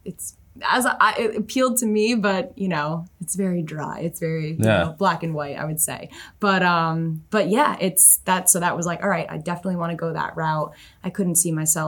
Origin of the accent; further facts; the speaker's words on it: upstate New York, United States; moved away as an adult; also born or lived in Albany / Boston; now in New Jersey, United States; I'm originally from upstate New York.